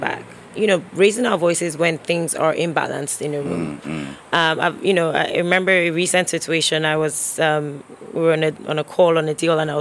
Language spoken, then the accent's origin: English; Nigeria; moved away; growing up in Nigeria